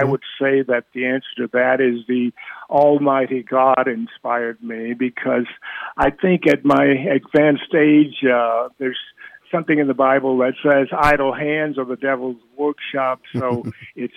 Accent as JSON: {"language": "English", "region": "Deep South", "country": "United States", "tie": "born or raised there", "said": "I grew up in the Deep South"}